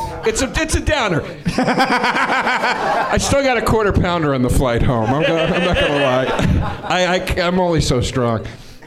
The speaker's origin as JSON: {"language": "English", "town": "Philadelphia", "region": "Pennsylvania", "country": "United States", "said": "I'm from Philadelphia."}